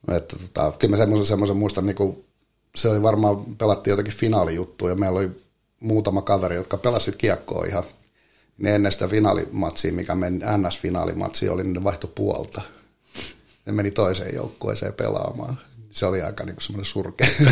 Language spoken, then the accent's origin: Finnish; Helsinki, Uusimaa, Finland; meillä Lauttasaaressa oli tota, noin, niin meillä oli semmoinen, on varmaan oltu toka, kolma, nel, toka kolmas neljäs luokka, niin meillä oli kyllä oma sarja siellä